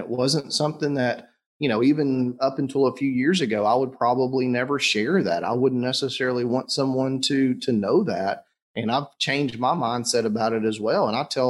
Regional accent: the South, United States; I'm from the South. My family, my mom specifically, is the quintessential, you know, Southern woman.

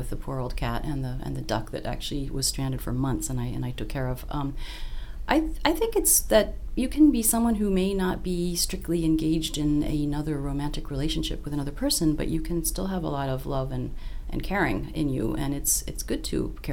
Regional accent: Australia; moved away; I'm Australian originally

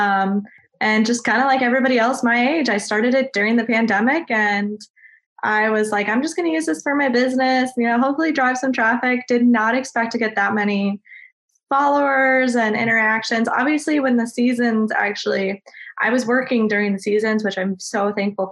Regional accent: South Dakota, United States; moved away as an adult; also born or lived in Mankato, Minnesota; now in Raleigh, United States; I'm originally from South Dakota. And then I went to college in Mankato, and now I live, which is in Minnesota. And then now I live in Raleigh, North Carolina.

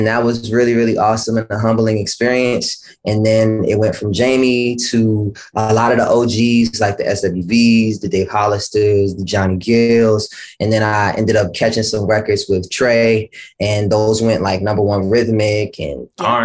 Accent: Washington, District of Columbia, United States; I'm from Washington, D.C.

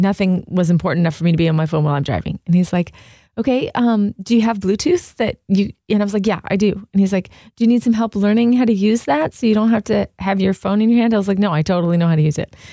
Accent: Southern California, United States; now in Michigan, United States; I'm from Southern California

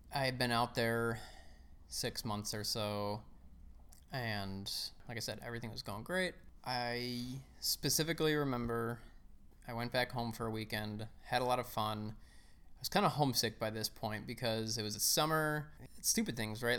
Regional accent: Chicago, Illinois, United States; I grew up in the suburbs of Chicago. Uh, I lived there all my life.

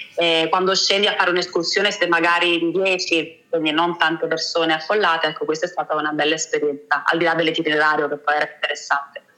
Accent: Naples, Campania, Italy; sono napoletana

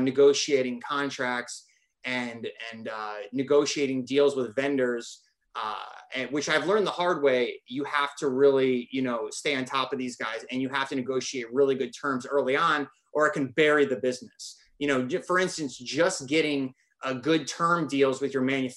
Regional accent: Northern Michigan, United States; I'm from Northern Michigan

